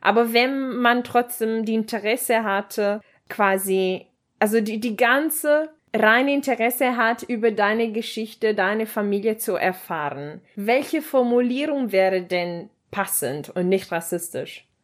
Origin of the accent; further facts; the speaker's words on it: Leipzig, Saxony, Germany; ich komme aus Leipzig und meine Locken kommen aus